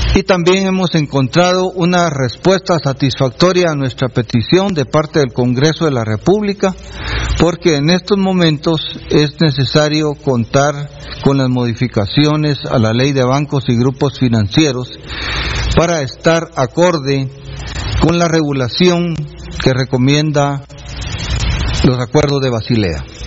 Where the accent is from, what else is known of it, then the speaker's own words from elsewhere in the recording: Guatemala; como guatemalteco